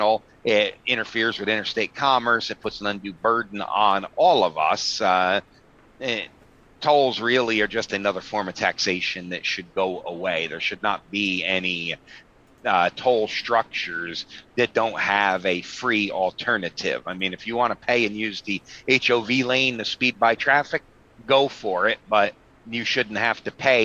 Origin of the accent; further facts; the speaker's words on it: Pennsylvania, United States; My home state of Pennsylvania